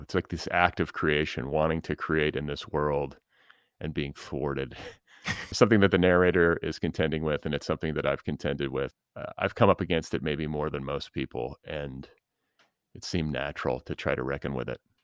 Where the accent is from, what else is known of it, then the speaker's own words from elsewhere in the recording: Midwest, United States; moved away as an adult; also born or lived in the South (familial roots); now in Los Angeles, United States; I was born in the Midwest. But I, I live in L A.